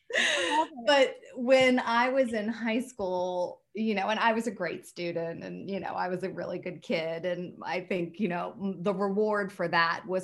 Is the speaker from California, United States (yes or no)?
no; Norfolk, Virginia, United States; moved away as an adult; now in New York, United States; I'm from Norfolk, Virginia Beach.